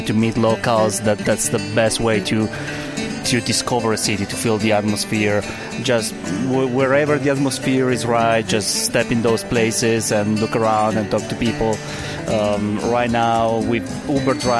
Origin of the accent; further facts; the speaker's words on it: Italy; moved away as an adult; now in Oklahoma City, United States; I'm living in Oklahoma City, but I'm originally from Italy